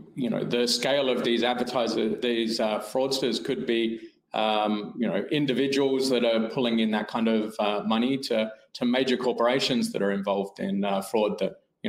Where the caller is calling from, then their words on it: Perth, Western Australia, Australia; From Perth, Australia this morning.